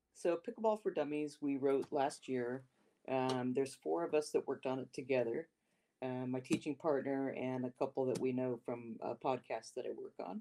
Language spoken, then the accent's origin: English; Modesto, California, United States; also born or lived in Sacramento, California; I was uh, born and raised in Modesto, California, which is in the Central Valley of California